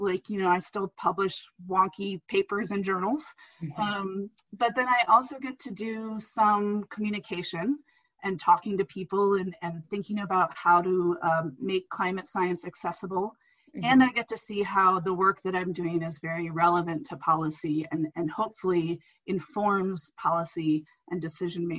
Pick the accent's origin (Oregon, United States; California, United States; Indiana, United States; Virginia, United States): Indiana, United States; moved away as an adult; I grew up in Indiana